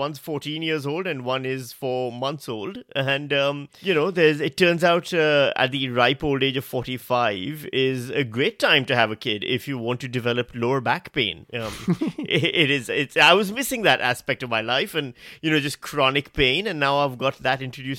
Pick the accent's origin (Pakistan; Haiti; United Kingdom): Pakistan; now in Melbourne, Australia; Hello, I'm Melbourne's Charles. I'm the Pakistani version of Charles, the knockoff Charles.